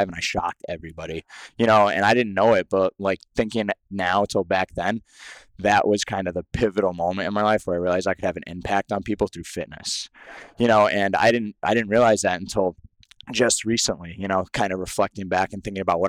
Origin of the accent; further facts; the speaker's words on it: Salem, Massachusetts, United States; also born or lived in Connecticut / New Hampshire / Nashville, Tennessee; So I was actually born in Salem, Massachusetts. So Massachusetts is actually my hometown